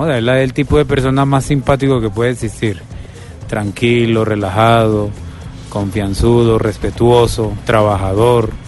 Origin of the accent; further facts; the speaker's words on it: Colombia; Yo me siento muy orgulloso